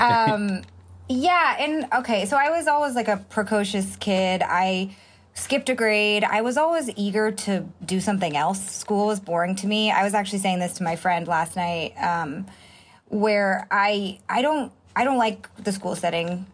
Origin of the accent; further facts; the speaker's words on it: Marin County, Bay Area, California, United States; also born or lived in Santa Monica, California; I moved to the Bay Area though when I was an infant. So I think I was six or nine months old when my parents moved to Marin County, which is across the Golden Gate Bridge